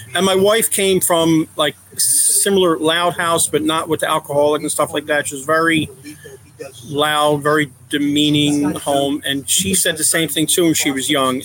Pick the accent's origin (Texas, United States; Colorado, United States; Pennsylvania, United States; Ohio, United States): Pennsylvania, United States; Philadelphia; moved away as an adult; now in Raleigh, United States; We moved here in 1993 from the Philadelphia area. Born and raised up there